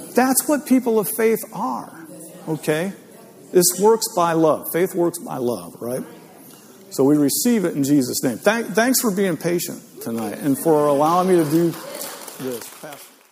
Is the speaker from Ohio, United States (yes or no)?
yes; Northeast Ohio, United States; I grew up in Northeast Ohio